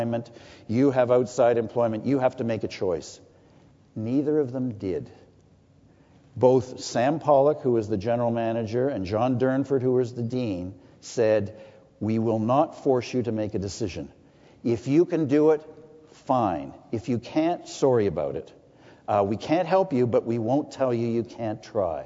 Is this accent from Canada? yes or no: yes; Toronto, Ontario, Canada; I grew up in Etobicoke when Etobicoke had a different set of understandings